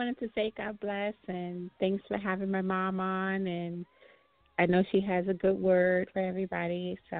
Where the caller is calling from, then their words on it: Sterling, Virginia, United States; I'm calling from Sterling, Virginia.